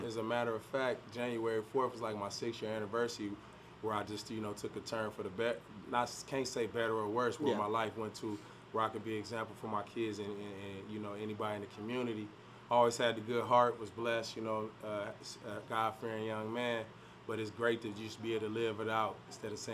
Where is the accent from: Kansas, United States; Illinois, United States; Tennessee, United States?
Illinois, United States; Peoria; born and raised in Peoria